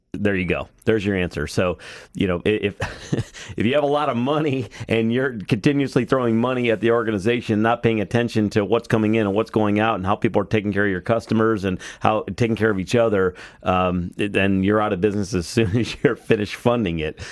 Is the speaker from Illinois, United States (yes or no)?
no; Cleveland, Ohio, United States; I'm from Cleveland